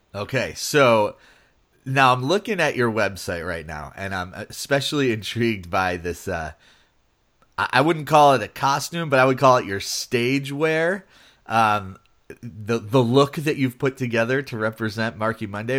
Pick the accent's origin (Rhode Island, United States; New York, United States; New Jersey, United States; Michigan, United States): New York, United States; Buffalo; I grew up in Buffalo